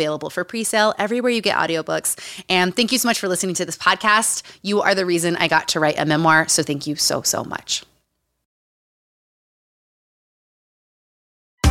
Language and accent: English; Utah, United States; moved away; Growing up in Utah